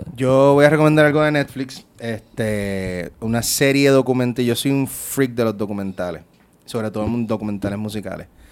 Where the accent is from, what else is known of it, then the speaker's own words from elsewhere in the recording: Puerto Rico; soy boricua